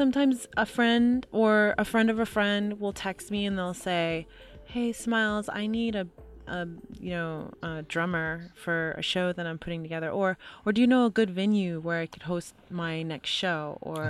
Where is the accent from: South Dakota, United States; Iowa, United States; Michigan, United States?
Michigan, United States; Grand Rapids; also born or lived in Mesa, Arizona; Grand Rapids, Michigan. And my parents moved around quite a bit because my father was in the military.